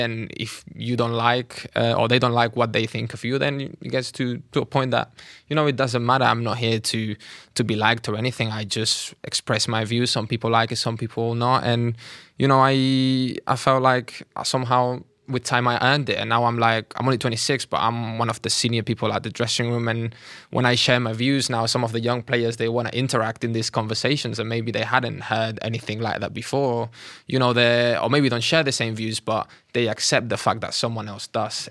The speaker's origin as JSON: {"language": "English", "region": "Catalonia", "country": "Spain", "tie": "born or raised there", "moved": "as an adult", "lives_now": "London, United Kingdom", "said": "I was, uh, born and raised in Catalonia"}